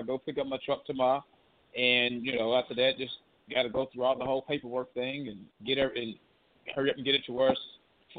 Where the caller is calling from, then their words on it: Kentucky, United States; I'm calling from Kentucky.